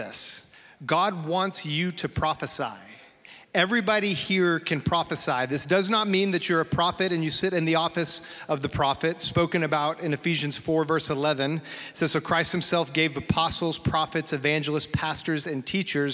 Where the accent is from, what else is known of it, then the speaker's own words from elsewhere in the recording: Amarillo, Texas, United States; a Baptist boy growing up in Amarillo, Texas.